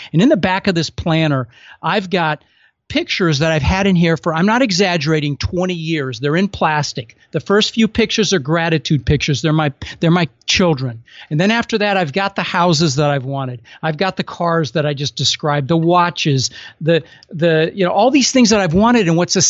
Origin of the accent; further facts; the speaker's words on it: Denver, Colorado, United States; I had, you know, the palm trees because I grew up in Denver